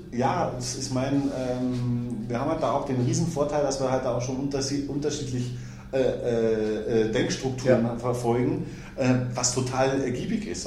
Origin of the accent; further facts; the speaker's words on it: Germany; wir in Deutschland